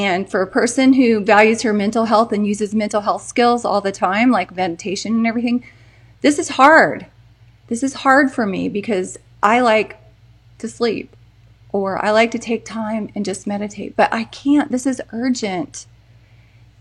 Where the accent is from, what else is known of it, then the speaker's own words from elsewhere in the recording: Texas, United States; I'm from Texas